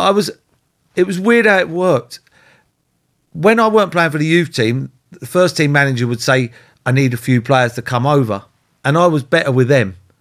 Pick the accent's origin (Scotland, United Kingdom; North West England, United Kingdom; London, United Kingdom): London, United Kingdom; I lived in Holsden, I was born in Holsden, so I, I played for Brent